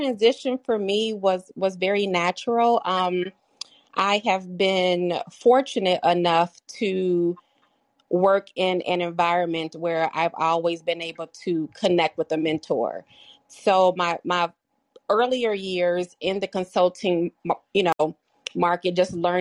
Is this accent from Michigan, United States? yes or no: yes; Michigan, United States; moved away; also born or lived in Colorado / Chicago, Illinois; My formative years I spent in Michigan